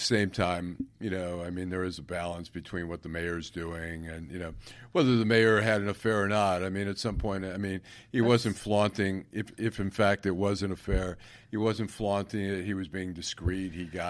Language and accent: English; Oak Park, Michigan, United States; I grew up in Oak Park, where the Stage Deli was on 9 Mile Road. Then about a block down was the Katz's Deli.